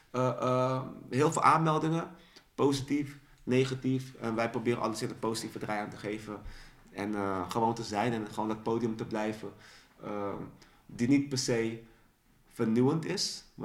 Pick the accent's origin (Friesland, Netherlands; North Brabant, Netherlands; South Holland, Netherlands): South Holland, Netherlands; Dordrecht; Ehm, wij komen uit Dordrecht. Ja. Dus we hadden zo een underdog-positie.